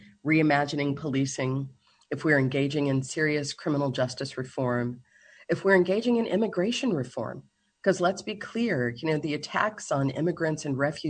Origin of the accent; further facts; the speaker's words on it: Kentucky, United States; when I was in middle school in Kentucky. I grew up in Kentucky